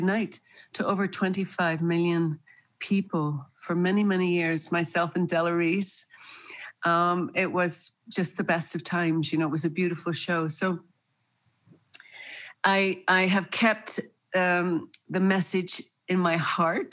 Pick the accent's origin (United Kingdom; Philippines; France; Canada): United Kingdom; Northern Ireland; moved away; also born or lived in New York; I was born and raised in Northern Ireland